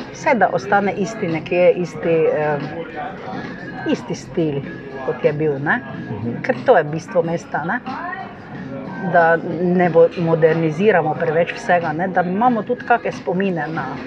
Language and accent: Slovenian; Ormož, Slovenia; moved away as an adult; now in Maribor, Slovenia; prihajam iz Ormoža, oziroma iz okolice Ormoža.